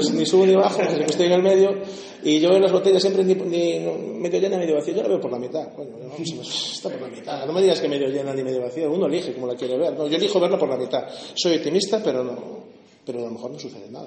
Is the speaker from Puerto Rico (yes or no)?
no; Galicia, Spain; now in Valladolid, Spain; Yo soy gallego